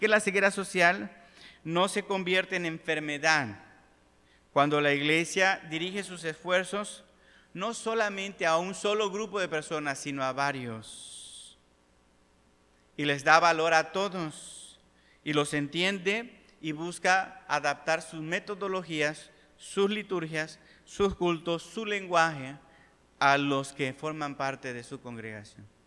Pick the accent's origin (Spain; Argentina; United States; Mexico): Mexico; hay una iglesia de puros mexicanos y yo soy mexicano